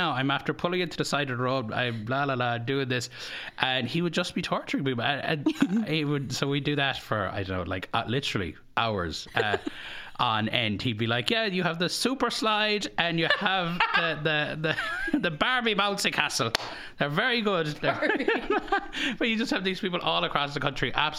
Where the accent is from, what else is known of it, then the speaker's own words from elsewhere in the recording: County Kerry, Ireland; moved away as an adult; now in United States; growing up in Carrickstreet, I had two first cousins living down the road